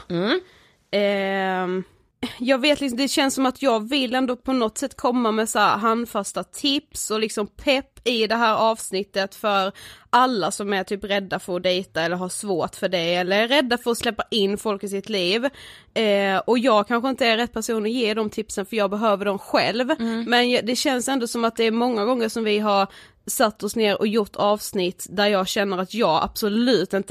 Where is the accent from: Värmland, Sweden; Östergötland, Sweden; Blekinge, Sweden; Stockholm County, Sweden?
Blekinge, Sweden; Karlshamn; Vi är ett mm. stort kompisgäng hemma i Karlshamn.